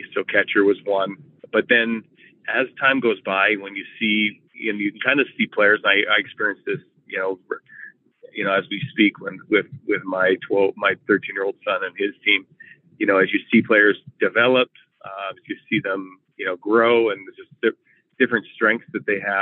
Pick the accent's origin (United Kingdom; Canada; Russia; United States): Canada; Nanaimo, British Columbia; also born or lived in Vancouver, British Columbia; the separation of my parents, we ended up moving over to Nanaimo